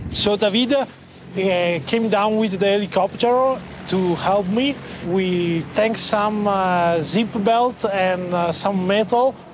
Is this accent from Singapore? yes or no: no; Italy; from Italy